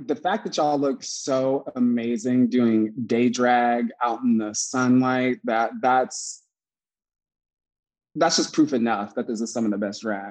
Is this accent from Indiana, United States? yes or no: yes; Warsaw, Indiana, United States; born or raised there